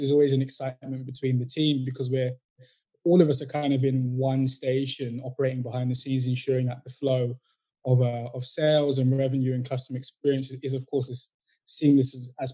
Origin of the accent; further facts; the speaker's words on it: Northampton, East Midlands, United Kingdom; also born or lived in Brixton, London; I was born in Brixton, moved out quite a young age, and I grew up in Northampton, which is like the heart of the Midlands.